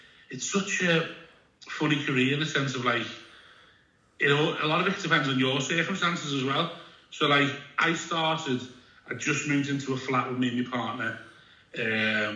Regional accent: Liverpool, North West England, United Kingdom; I'm a comedian from Liverpool.

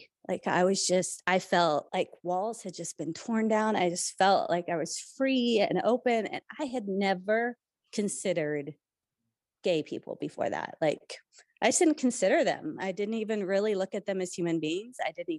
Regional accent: Kansas, United States; I've just been conservative all my life. I'm from Kansas.

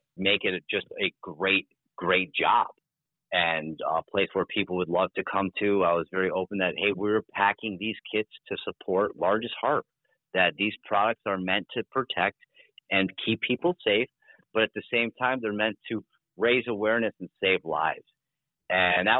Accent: United States; especially as Americans, especially as American men

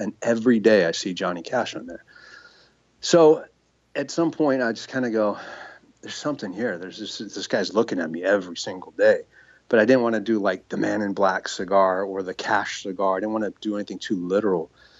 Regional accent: San Francisco, California, United States; And at the time I was living in California. I grew up in San Francisco.

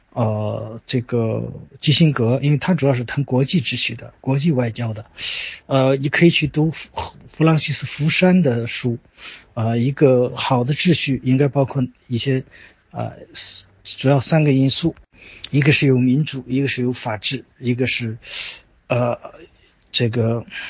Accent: China; 因为我作为一个中国人，我自然深深地受儒家文化的影响

